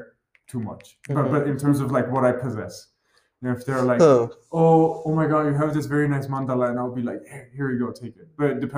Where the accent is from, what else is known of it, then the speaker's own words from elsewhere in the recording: Vanadzor, Lori, Armenia; I'm from Armenia. I'm from Vanazon.